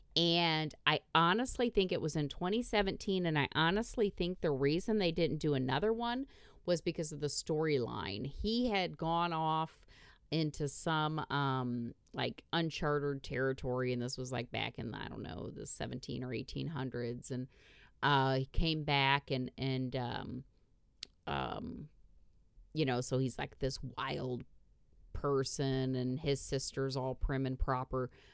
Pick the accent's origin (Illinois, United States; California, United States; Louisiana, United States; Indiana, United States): Indiana, United States; growing up in Indiana.